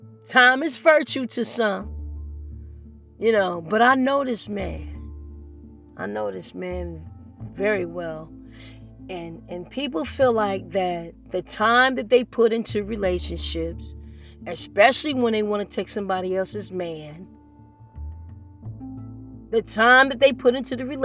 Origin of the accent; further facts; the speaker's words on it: Nigeria; And I'm married to a Nigerian. And I'm Nigerian.